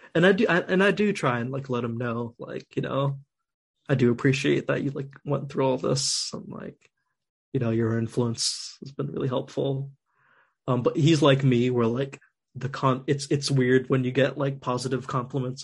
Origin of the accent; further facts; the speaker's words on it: New Jersey, United States; I was born in Jersey